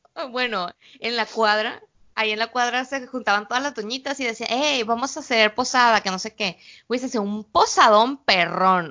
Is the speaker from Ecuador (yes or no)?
no; Mexico; moved away as an adult; also born or lived in Guadalajara / Culiacán; now in China; todas las mujeres somos mexicanas